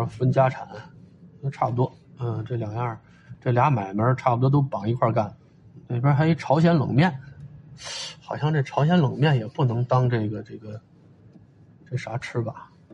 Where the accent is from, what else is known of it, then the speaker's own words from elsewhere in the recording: Beijing, China; also born or lived in Tongzhou, Beijing; 这现在我快五十了，还在这附近活动